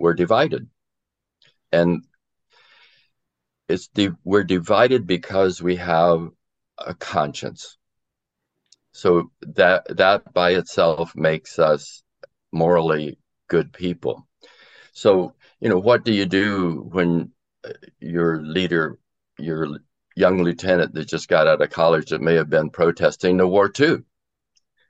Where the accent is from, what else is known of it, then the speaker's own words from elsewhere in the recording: Florida, United States; I grew up in Florida, where I was in high school during the Cuban Missile Crisis.